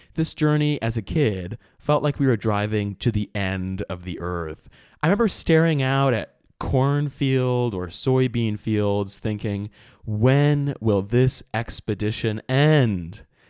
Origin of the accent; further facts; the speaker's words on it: Detroit, Michigan, United States; I grew up in Metro Detroit